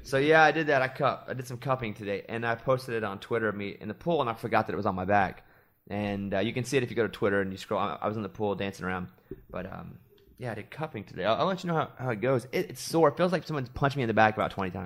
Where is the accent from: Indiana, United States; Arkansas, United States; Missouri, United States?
Arkansas, United States; moved away; also born or lived in New York; I grew up in Arkansas